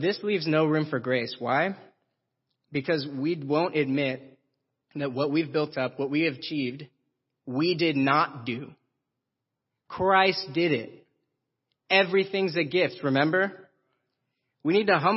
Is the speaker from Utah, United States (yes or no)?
no; Roseville, California, United States; I was born in Roseville, California